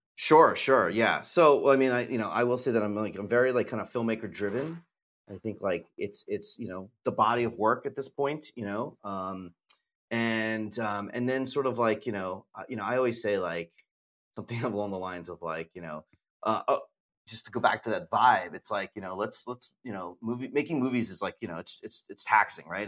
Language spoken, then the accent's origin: English; United States; we're American